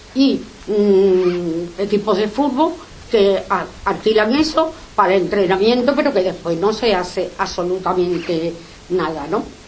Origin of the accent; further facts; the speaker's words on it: Seville, Andalusia, Spain; Nosotros somos vecinos de Sevilla para los que pagamos los impuestos